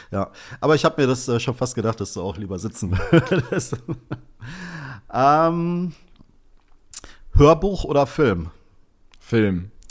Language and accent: German; Rheinberg, North Rhine-Westphalia, Germany; meine Heimatstadt ist Bord. Rheinberg, also das kennt jetzt kein Mensch von euch. Es ist halt in der Nähe von Düsseldorf am Niederrhein.